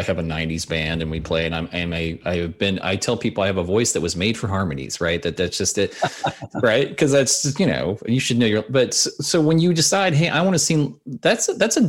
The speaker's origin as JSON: {"language": "English", "town": "Lincoln", "region": "Nebraska", "country": "United States", "tie": "born or raised there", "said": "I was born and raised in Lincoln, Nebraska"}